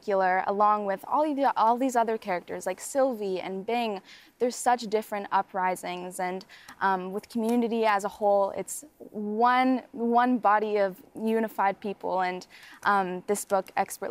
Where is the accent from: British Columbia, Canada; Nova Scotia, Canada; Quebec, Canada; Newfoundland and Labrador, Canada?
British Columbia, Canada; Vancouver; I'm from Vancouver